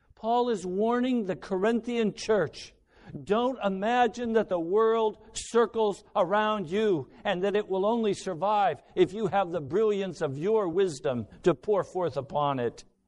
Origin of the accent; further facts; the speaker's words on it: United States; everything I've been taught as an American